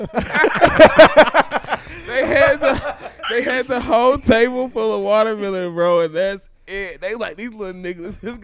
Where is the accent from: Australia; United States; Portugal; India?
United States; Franklin; Growing up in Franklin was weird